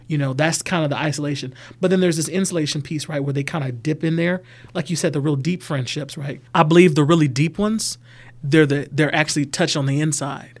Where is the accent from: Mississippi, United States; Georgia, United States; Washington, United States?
Georgia, United States; Atlanta; now in LaGrange, United States; I'm from Atlanta, Georgia.